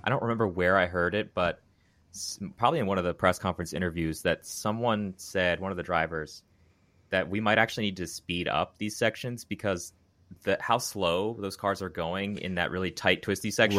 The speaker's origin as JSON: {"language": "English", "region": "Maryland", "country": "United States", "tie": "born or raised there", "said": "I grew up in Maryland."}